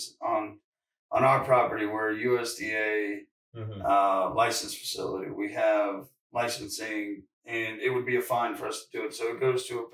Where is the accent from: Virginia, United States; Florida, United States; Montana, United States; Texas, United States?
Virginia, United States; also born or lived in California; now in North Carolina, United States; I'm from Virginia, but I moved out to California And now I'm back in North Carolina